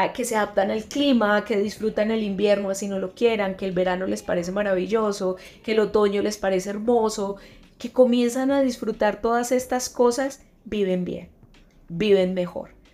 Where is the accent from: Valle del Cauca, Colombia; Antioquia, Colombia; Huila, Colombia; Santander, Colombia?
Antioquia, Colombia; accent: paisa; moved away as an adult; now in Madrid, Spain; Ya no estoy en Colombia, no estoy en mi país